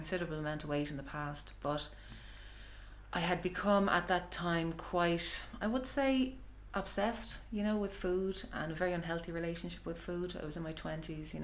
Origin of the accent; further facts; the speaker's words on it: Ireland; I'm also an Irish mammy.